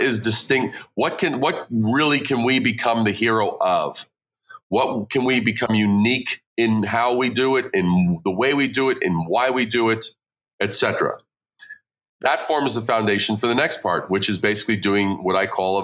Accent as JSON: {"language": "English", "town": "New York City", "region": "New York", "country": "United States", "tie": "born or raised there", "also_born_or_lived": "Brooklyn / Long Island / Manhattan", "moved": "as an adult", "lives_now": "Midwest, United States", "said": "I born in Brooklyn, raised in Queens, then a little bit on Long Island, and then I moved to Manhattan"}